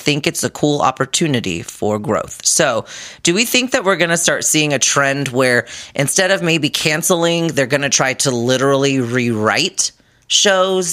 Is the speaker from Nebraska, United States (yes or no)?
no; Salt Lake City, Utah, United States; now I hail from Salt Lake City, aka their kingdom